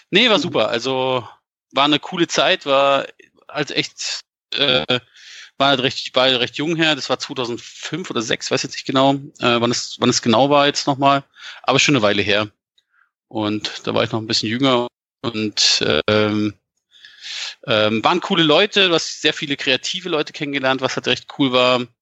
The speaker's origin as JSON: {"language": "German", "town": "Frankfurt an der Oder", "region": "Brandenburg", "country": "Germany", "also_born_or_lived": "Bavaria", "moved": "yes", "said": "Ursprünglich komme ich eigentlich aus, aus dem Osten, also aus Frankfurt an der Oder und bin dann irgendwie wegen Eltern halt umgezogen, halt hier nach Bayern"}